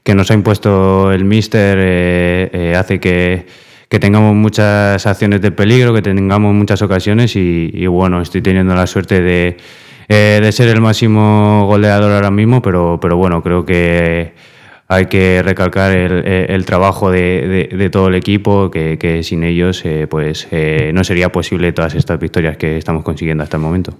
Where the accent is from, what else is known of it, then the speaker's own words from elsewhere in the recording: Fuenlabrada, Community of Madrid, Spain; moved away as an adult; now in Castellón, Spain; antes estuve en un equipo de, mi barrio, de, allí de Fuenlabrada